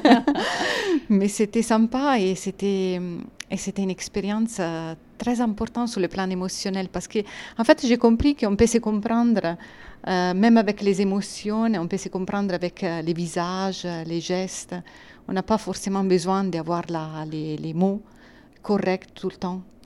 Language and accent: French; Italy; accent: Italian; French is a second language; moved away as an adult; now in France; je suis italienne. Ça c'est clair de l'accent